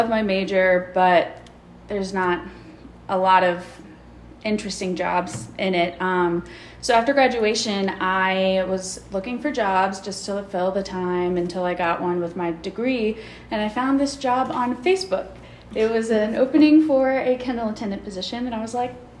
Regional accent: Waynesville, North Carolina, United States; I grew up not far away. I just am in Waynesville. So I grew up there

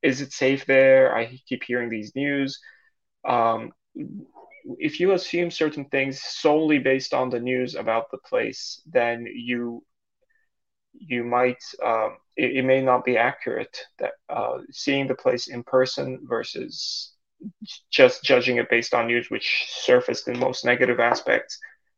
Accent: Saudi Arabia; now in Canada; So I grew up in Saudi Arabia in an expat community. My parents are Turkish. We would speak Turkish at home, English at school, and the kids I grew up with were also expats from all over the world.

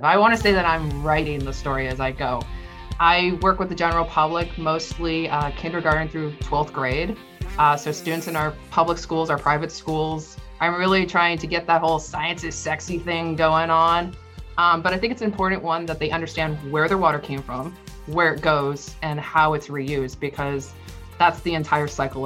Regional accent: Florida, United States; I lived and I grew up in Florida

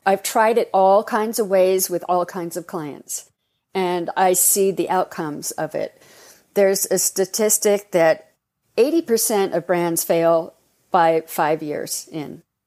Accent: Los Angeles, California, United States; I was growing up in Hollywood

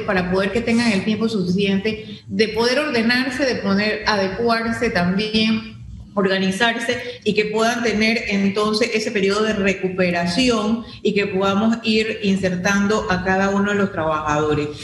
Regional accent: Panama; como panameños

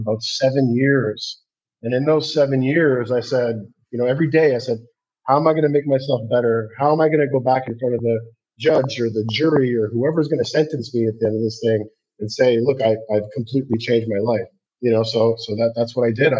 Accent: Canada; Growing up in Canada

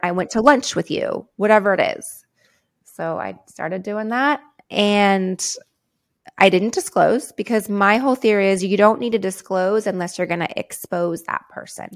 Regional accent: San Diego, California, United States; I grew up in San Diego, California

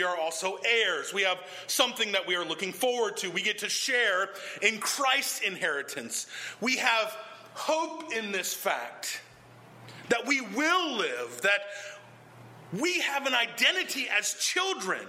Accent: the South, United States; In the South, we have this expression

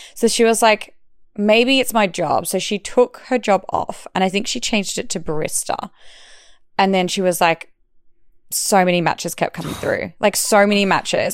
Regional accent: Perth, Western Australia, Australia; moved away as an adult; now in Melbourne, Australia; I'm from Perth and it's kind of like a small country town city type vibe

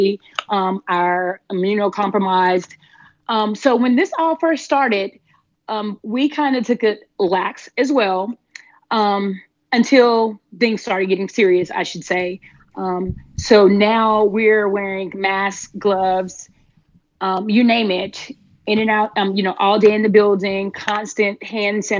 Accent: Panama City, Florida, United States; now in Middle Georgia, United States; I'm originally from Panama City, Florida. So I am a Florida native, and I'm currently living in Middle Georgia

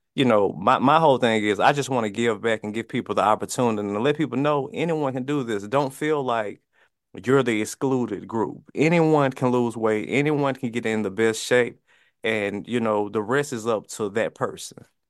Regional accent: Mississippi, United States; where I'm from, I'm from Mississippi, um, high poverty area

